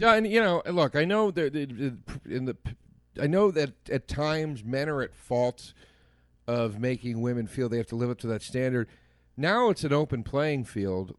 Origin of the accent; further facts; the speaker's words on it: Montgomery County, Pennsylvania, United States; Montgomery County, where I grew up, the courthou-, my hometown courthouse